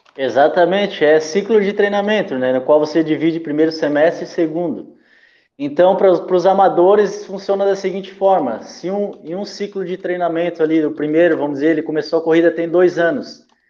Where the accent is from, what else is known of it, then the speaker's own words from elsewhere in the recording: Bombinhas, Santa Catarina, Brazil; also born or lived in Santos, São Paulo; Eu sou santista, de vez em quando vou lá em Santos, né? É, mas saí de lá com três anos, vim morar aqui no Paraíso